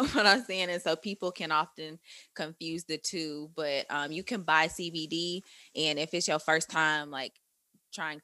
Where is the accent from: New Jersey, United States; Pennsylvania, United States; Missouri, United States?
Missouri, United States; St. Louis; St. Louis